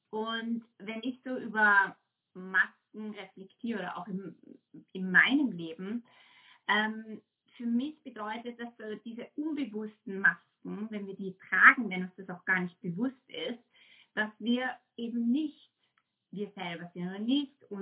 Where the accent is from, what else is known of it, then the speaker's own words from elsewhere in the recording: Austria; moved away as an adult; now in Sunshine Coast, Australia; ich bin ausgewandert. Ich bin in Österreich groß geworden und äh, dann vor sieben Jahren ausgewandert.